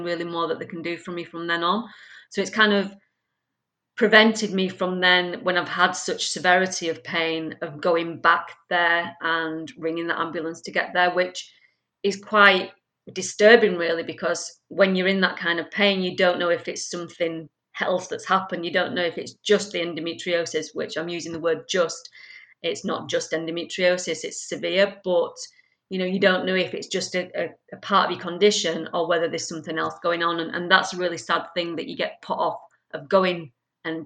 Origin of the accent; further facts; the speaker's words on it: Leeds, Yorkshire and the Humber, United Kingdom; also born or lived in France; now in Manchester, United Kingdom; I was born and bred in Leeds, but then I moved around so much, including living in many places around France